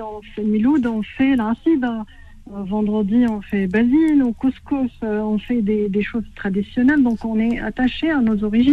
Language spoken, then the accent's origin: French; Tripoli, Libya; moved away; Je suis de Tripoli